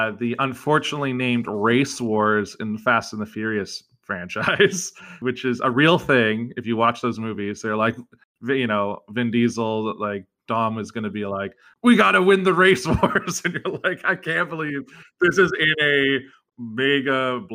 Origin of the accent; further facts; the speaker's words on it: British Columbia, Canada; we're both British Columbia kids.